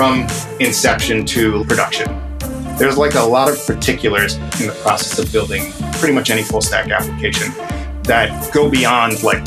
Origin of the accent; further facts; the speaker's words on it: New York City, New York, United States; also born or lived in Brooklyn, New York; I've lived in Brooklyn for 10 years, but I grew up in Queens